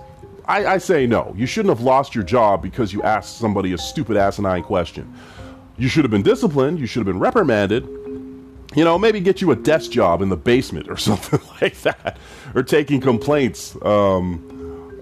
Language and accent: English; Edmonton, Alberta, Canada; I'm from the west side of Edmonton